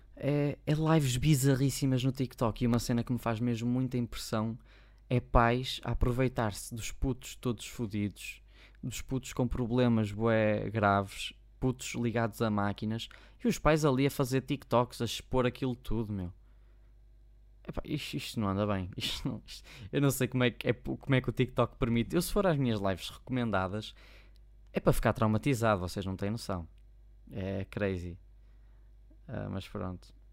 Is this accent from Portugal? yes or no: yes; Maia, Norte, Portugal; por acaso sou daqui, sou da Maia